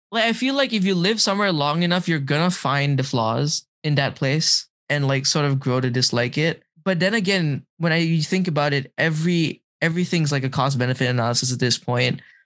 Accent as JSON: {"language": "English", "country": "Malaysia", "tie": "born or raised there", "moved": "yes", "lives_now": "Boston, United States", "said": "growing up in Malaysia"}